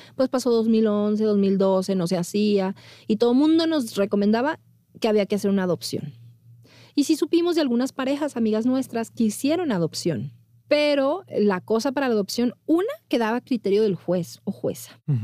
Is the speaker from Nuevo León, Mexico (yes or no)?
yes; Monterrey, Nuevo León, Mexico; moved away as an adult; now in Mexico City, Mexico; como niña bien de Monterrey